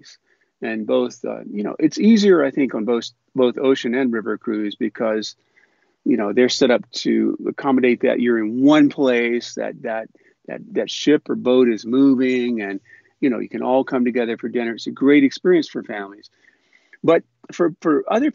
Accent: North Carolina, United States; moved away; I decided to leave the small town where I grew up in North Carolina

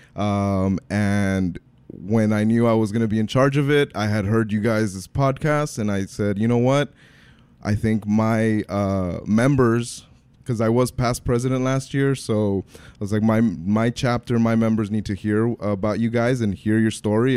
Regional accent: Brownsville, Texas, United States; also born or lived in Nicaragua; I grew up in Brownsville. I'm originally from Nicaragua, so I'm the American immigrant story

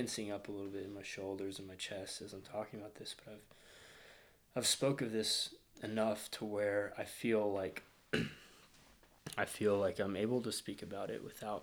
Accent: Fayetteville, Arkansas, United States; moved away as an adult; now in San Diego, United States; I'm from Arkansas, Northwest Arkansas, Fayetteville

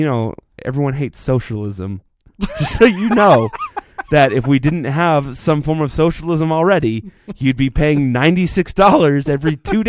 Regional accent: Utah, United States; when you tell somebody you're from Utah, you normally say I'm from Salt Lake because most people know Salt Lake.

